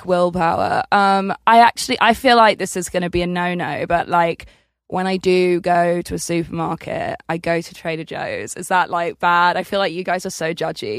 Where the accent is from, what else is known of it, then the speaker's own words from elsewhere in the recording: Essex, East of England, United Kingdom; I'm from Essex